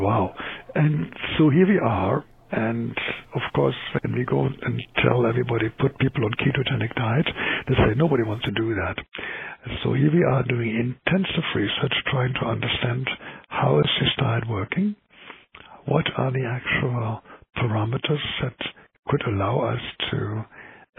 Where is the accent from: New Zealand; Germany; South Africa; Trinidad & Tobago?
Germany; accent: German; English is a second language; moved away as an adult; also born or lived in Calgary, Canada; now in Vancouver, Canada; I'm an MD in the German system. Now I gave my nationality away, which is clear in my accent